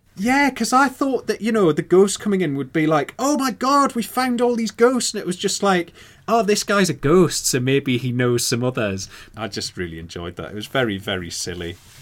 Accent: Newcastle upon Tyne, North East England, United Kingdom; I'm from Newcastle

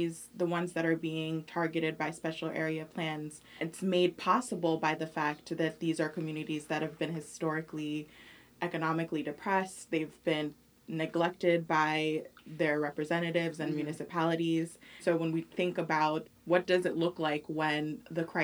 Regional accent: New York City, New York, United States; I'm originally from New York City, the Bronx

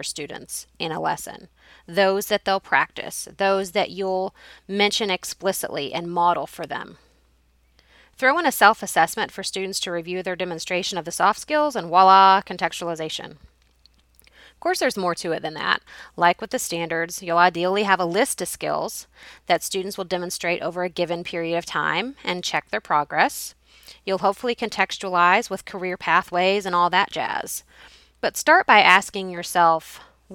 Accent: Carrollton, United States; my hometown of Carrollton

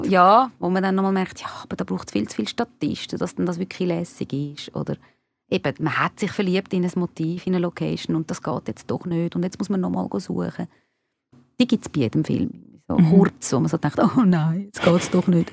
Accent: Switzerland; first language Hungarian; also born or lived in Argentina / Spain; meine Eltern sind beide von Ungarn in die Schweiz gekommen. Äh, ich bin da geboren und aufgewachsen

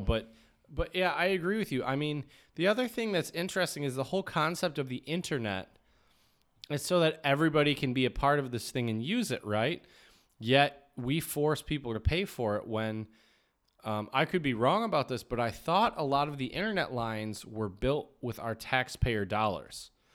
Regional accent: United States; I grew up in the United States

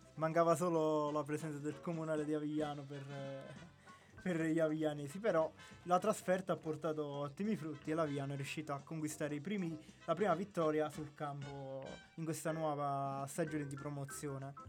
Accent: Ruoti, Basilicata, Italy; siamo di Ruoti

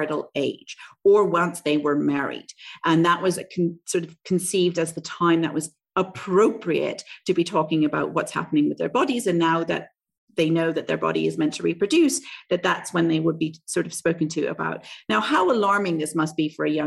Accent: Canada; now in Southeast Asia; I grew up in Canada, also a Western country

